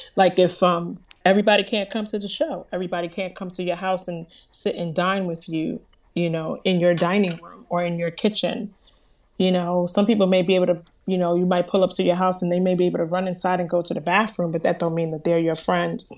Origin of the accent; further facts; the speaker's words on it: New Jersey, United States; I am from New Jersey, born and raised. My family is from Haiti